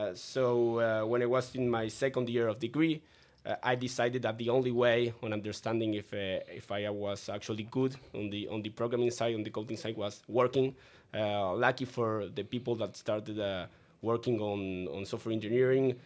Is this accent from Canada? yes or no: no; Uruguay; I, I lived my, my entire life in, in Uruguay